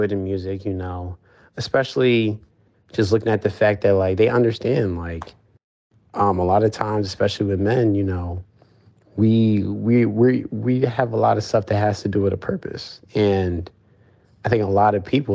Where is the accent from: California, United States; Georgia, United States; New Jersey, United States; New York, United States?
New Jersey, United States; Lumberton; also born or lived in Marlton, New Jersey; I grew up, I was born in Marlton, New Jersey, so in South Jersey, but I've been living in Lumberton, New Jersey all my life